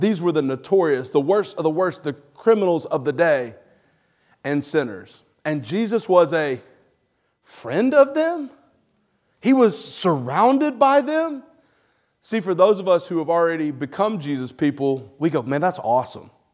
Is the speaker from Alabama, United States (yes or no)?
yes; Alabama, United States; moved away; I'm from Alabama originally.